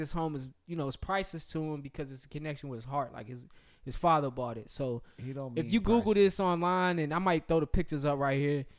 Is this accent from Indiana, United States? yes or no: no; Charlotte, North Carolina, United States; I'm from Charlotte.